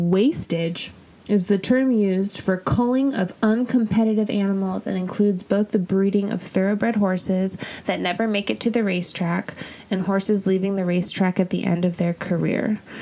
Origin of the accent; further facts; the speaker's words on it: La Jolla, California, United States; I'm from La Jolla.